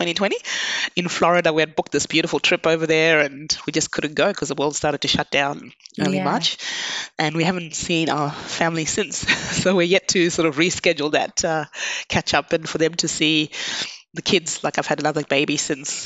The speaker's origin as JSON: {"language": "English", "country": "Zimbabwe", "tie": "born or raised there", "moved": "as an adult", "lives_now": "Australia", "said": "I was born in Zimbabwe."}